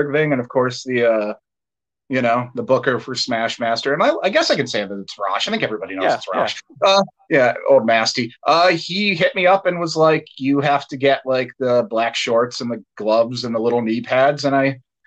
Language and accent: English; Dunmore, Pennsylvania, United States; I'm originally from Dunmore, which is, like, near Scranton